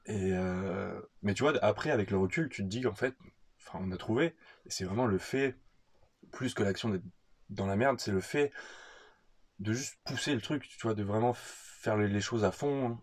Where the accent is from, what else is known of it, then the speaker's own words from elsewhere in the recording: France; moved away as an adult; also born or lived in Australia; notre goût pour la bouffe en tant que Français